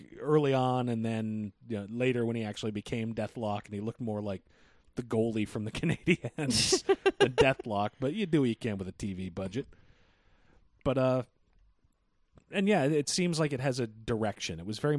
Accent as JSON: {"language": "English", "country": "Belize", "said": "I'm from Belize, and that's why I don't want to fucking go back there."}